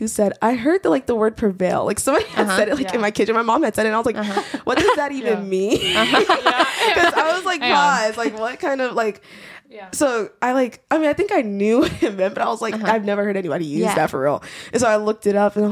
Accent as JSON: {"language": "English", "town": "Huntsville", "region": "Alabama", "country": "United States", "moved": "yes", "said": "I'm from Huntsville"}